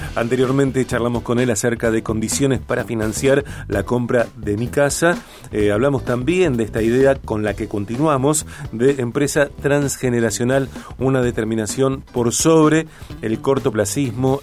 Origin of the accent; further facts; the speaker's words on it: Argentina; los argentinos